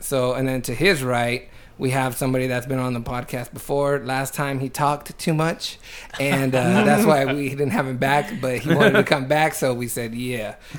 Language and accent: English; New Jersey, United States; I'm from New Jersey.